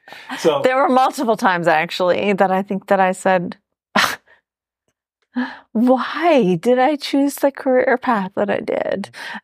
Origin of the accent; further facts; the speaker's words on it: Florida, United States; I'm from Florida.